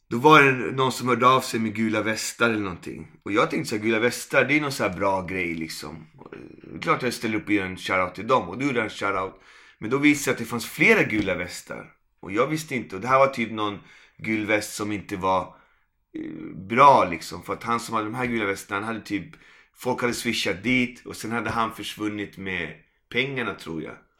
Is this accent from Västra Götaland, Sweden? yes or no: no; Malmö, Skåne, Sweden; also born or lived in Puerto Rico; jag kommer från Malmö